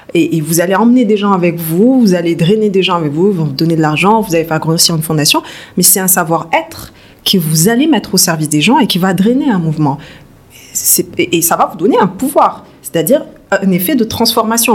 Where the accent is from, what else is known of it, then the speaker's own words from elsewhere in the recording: Toulouse, Occitania, France; moved away as an adult; also born or lived in Bordeaux; now in Dakar, Senegal; je suis née en France, fin des années 80, dans le sud de la France, à Toulouse. Une famille euh, assez modeste, j'ai eu une enfance assez calme. Donc jusqu'à 18 ans, j'ai vécu à Toulouse